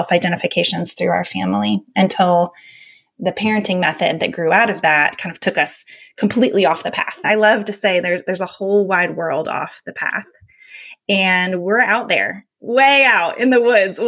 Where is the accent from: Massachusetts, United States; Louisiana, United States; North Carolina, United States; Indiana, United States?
North Carolina, United States; I was a sensitive kid growing up in North Carolina in the 80s